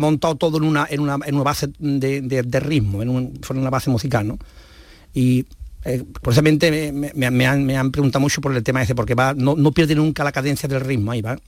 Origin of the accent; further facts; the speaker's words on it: Las Cabezas de San Juan, Andalusia, Spain; also born or lived in Los Palacios y Villafranca; yo soy de las cabezas, vivo las cabezas, que es mi pueblo